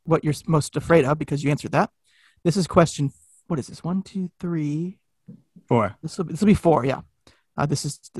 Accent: Florida, United States; growing up in Florida and being around lakes

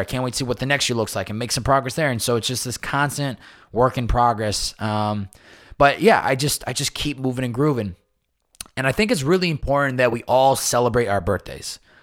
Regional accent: Massachusetts, United States; moved away; since I was a young boy, s, growing up in Massachusetts.

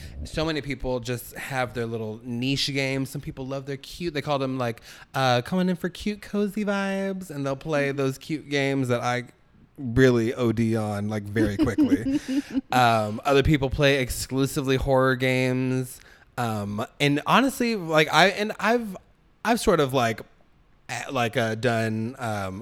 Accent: Orange County, California, United States; I grew up in Orange County

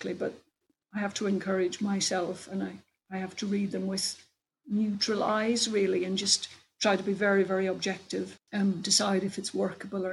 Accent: Ireland; now in England; I'm Irish

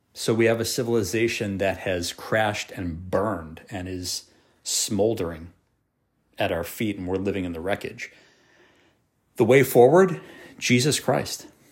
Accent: United States; I'm an American, a proud American

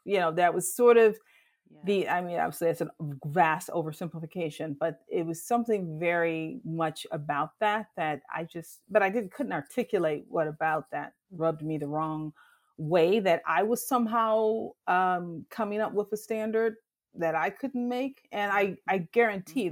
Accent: Detroit, Michigan, United States; moved away as an adult; now in Chicago, United States; I'm from Detroit, and I grew up in Detroit in the '70s and '80s

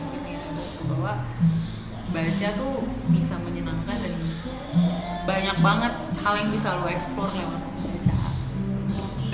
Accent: Depok, West Java, Indonesia; Saya sebagai warga Depok

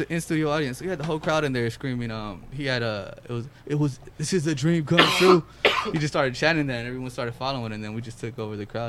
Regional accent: Los Angeles, California, United States; growing up in South Central, dude, like I was like the only Latino in my crew

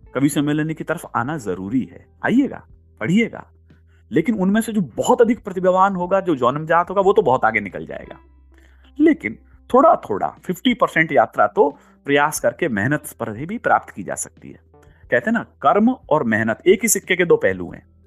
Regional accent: Rajasthan, India; मैं राजस्थान से हूँ

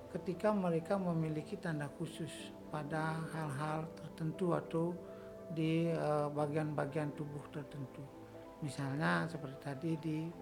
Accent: Bali, Indonesia; sebagai orang Bali

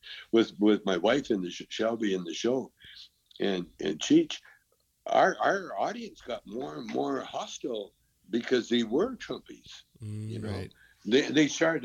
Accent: Calgary, Alberta, Canada; moved away; also born or lived in Vancouver / Edmonton; I was from Calgary

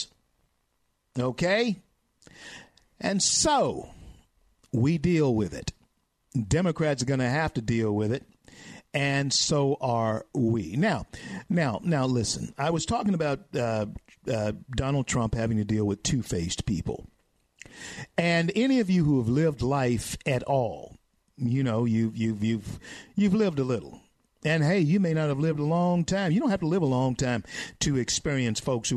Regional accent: Louisiana, United States; moved away as an adult; still in my home state of Louisiana

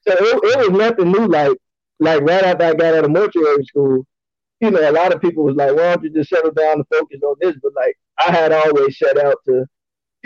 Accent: Illinois, United States; I was born and raised in Illinois, so I mean it's pretty much home to me.

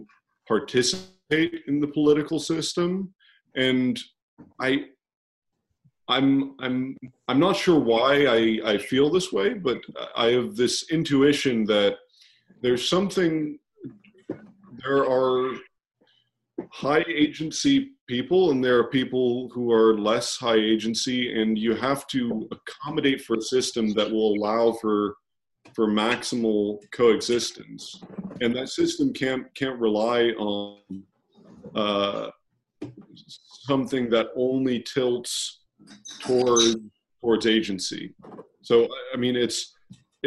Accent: Texas, United States; Being a Texan myself

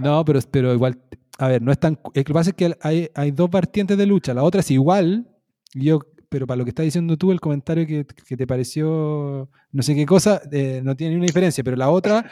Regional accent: Chile; moved away as an adult; me hago autobullying como parte de Chile

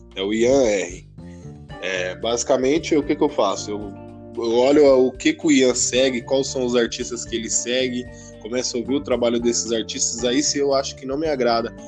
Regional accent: Barueri, São Paulo, Brazil; São Paulo, aqui Zona Oeste, né? Mas, pra ser mais exato, em Barueri

